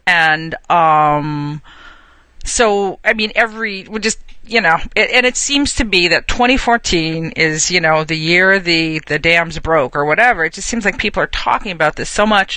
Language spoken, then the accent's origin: English; New Jersey, United States; now in New York, United States; I grew up in New Jersey.